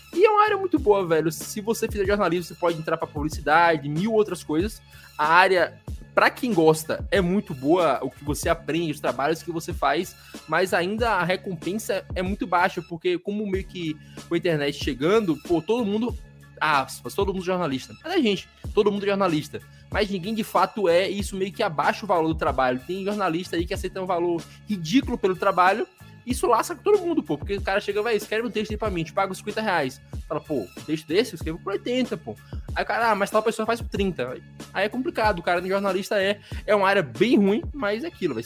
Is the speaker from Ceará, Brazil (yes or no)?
no; Jequié, Bahia, Brazil; Primeiramente, sou jequiense. Segundamente, sou baiano. Terceiramente, sou brasileiro